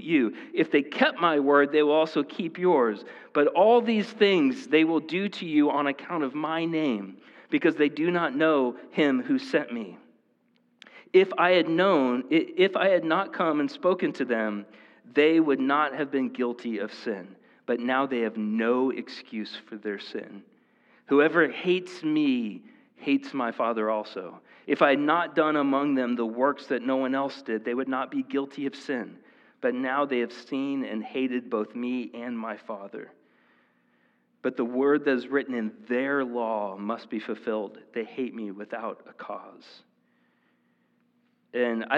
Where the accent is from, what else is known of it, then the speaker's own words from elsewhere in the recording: Marshalltown, Iowa, United States; also born or lived in State Center, Iowa; I was born in the Marshalltown Hospital